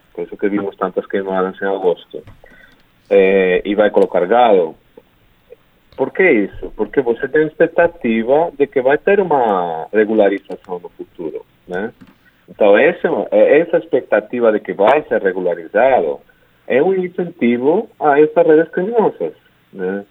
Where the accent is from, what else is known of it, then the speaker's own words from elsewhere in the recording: Spain; Portuguese is a second language; moved away as an adult; also born or lived in United States; now in Brazil; eu sou espanhol